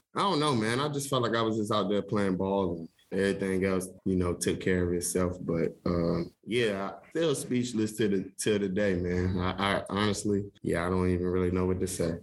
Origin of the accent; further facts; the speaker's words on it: North Carolina, United States; moved away as an adult; I was from North Carolina